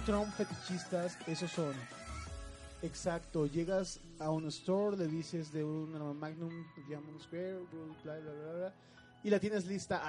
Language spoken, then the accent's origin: Spanish; Mexico